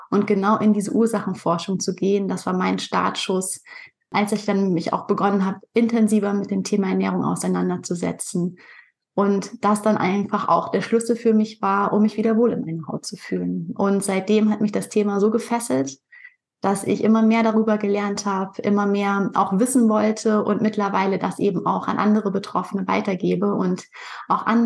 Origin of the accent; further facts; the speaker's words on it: Pinneberg, Schleswig-Holstein, Germany; Ich komme aus Pinneberg. Das ist bei Hamburg, also im hohen Norden von Deutschland.